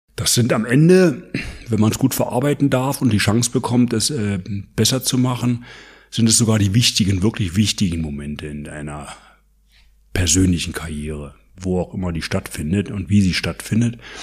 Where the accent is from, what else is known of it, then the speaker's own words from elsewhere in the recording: East Germany, Germany; bei uns in der DDR